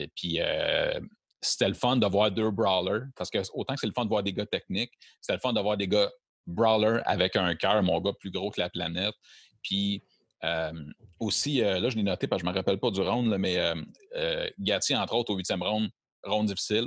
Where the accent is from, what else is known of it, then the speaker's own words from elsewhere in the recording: Quebec, Canada; on parle en tant que Québécois aussi, puis on est fiers